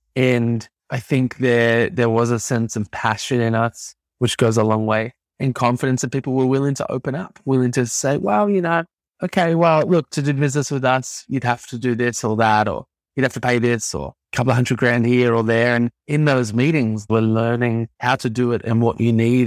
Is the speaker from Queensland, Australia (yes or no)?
no; Melbourne, Victoria, Australia; And I grew up in Melbourne, Australia